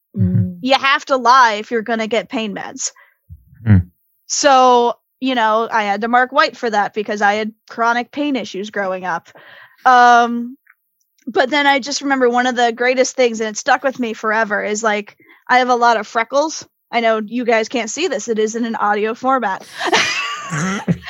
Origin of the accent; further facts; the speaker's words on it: Connecticut, United States; moved away as an adult; also born or lived in Florida / Michigan; now in South Florida, United States; I was actually raised in Connecticut because of military